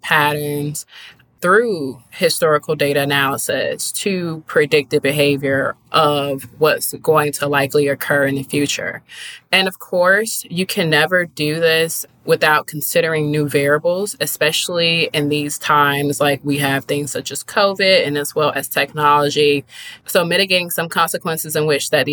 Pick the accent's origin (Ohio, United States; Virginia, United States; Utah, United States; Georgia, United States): Georgia, United States; Riverdale; where I'm from Riverdale, Georgia